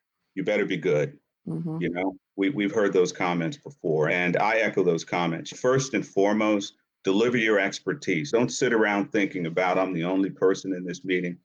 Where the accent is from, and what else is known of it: Yonkers, New York, United States; born or raised there; also born or lived in Harlem, New York